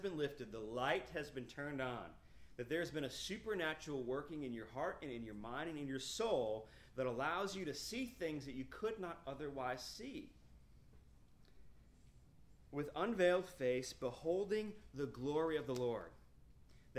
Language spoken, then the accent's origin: English; Fountain Inn, South Carolina, United States; I was from Fountain Inn, South Carolina